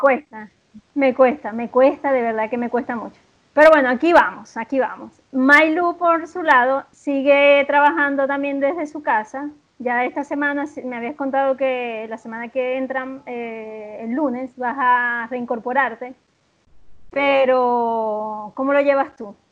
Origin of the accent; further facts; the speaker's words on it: Venezuela; moved away as an adult; now in Chile; Soy una venezolana que vive en Chile desde hace dos años y un poco más